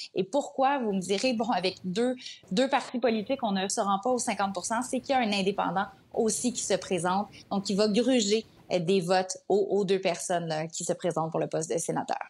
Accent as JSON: {"language": "French", "country": "Canada"}